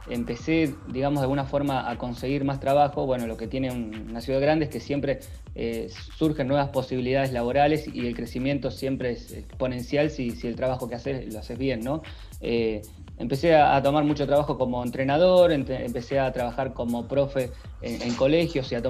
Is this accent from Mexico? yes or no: no; Rojas, Buenos Aires Province, Argentina; moved away as an adult; now in Junín, Argentina; yo soy de Rojas, de una ciudad muy cerca de acá de, Junín. A los 18 años me fui a vivir a Buenos Aires y hace 5 años que estoy viviendo acá en la ciudad de Junín.